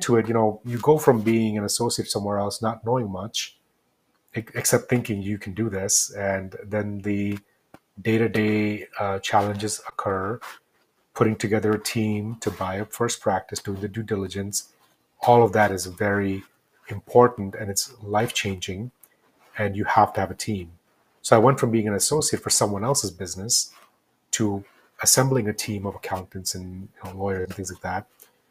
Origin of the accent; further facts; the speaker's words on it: New Jersey, United States; moved away as an adult; now in New Mexico, United States; I grew up in New Jersey.